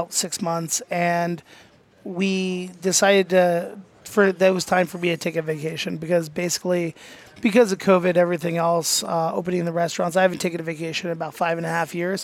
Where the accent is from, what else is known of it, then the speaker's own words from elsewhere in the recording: United States; I'm American, I don't speak your language.